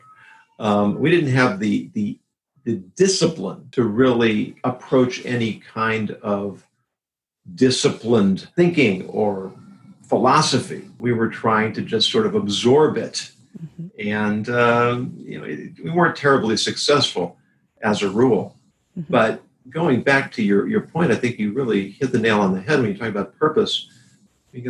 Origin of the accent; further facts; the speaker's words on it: California, United States; Growing up in California and going to college there in the 70s and 80s